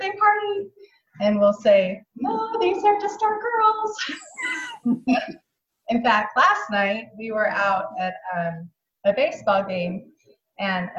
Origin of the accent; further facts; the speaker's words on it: Provo, Utah, United States; now in Alabama, United States; I am from Provo, Utah